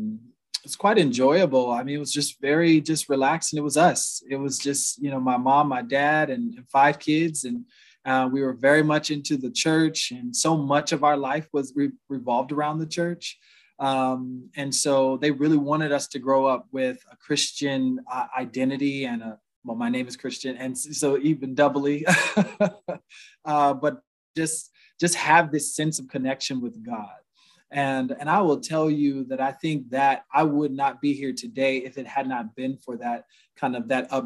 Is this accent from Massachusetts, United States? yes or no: no; Huntsville, Alabama, United States; moved away; also born or lived in Cleveland, Ohio; I grew up my first half of my life in Huntsville, Alabama